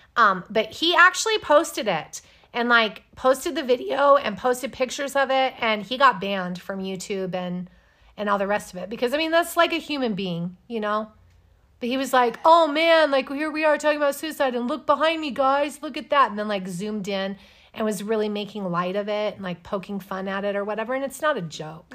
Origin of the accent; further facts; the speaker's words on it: United States; I'm American